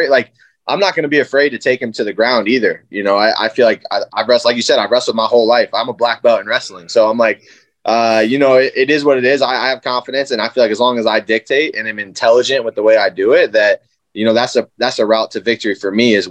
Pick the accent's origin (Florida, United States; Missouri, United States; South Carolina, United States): South Carolina, United States; They moved down to South Carolina, and then that's where I was born